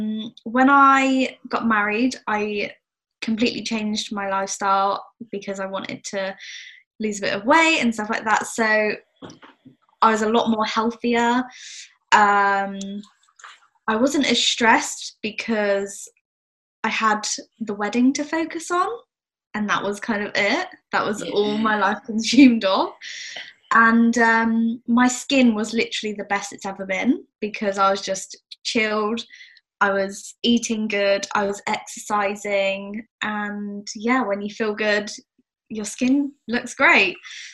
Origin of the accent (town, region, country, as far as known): South West England, United Kingdom